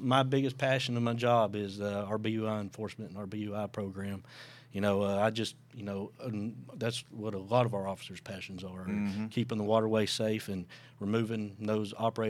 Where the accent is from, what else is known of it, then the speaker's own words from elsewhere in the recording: Soddy-Daisy, Tennessee, United States; I grew up down in Chattanooga in Soggy Daisy, Tennessee